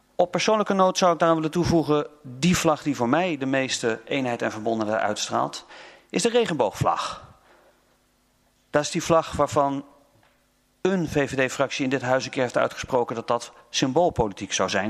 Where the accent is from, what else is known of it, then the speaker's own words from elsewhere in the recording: North Brabant, Netherlands; ik ben een Brabander